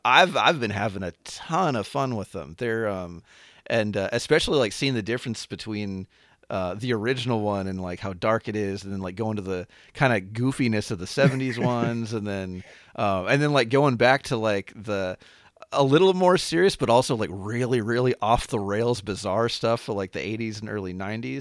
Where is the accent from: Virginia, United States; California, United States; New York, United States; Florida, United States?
California, United States; Anaheim; I grew up um, in and around Anaheim, um, which is probably most famous for that being where Disneyland is.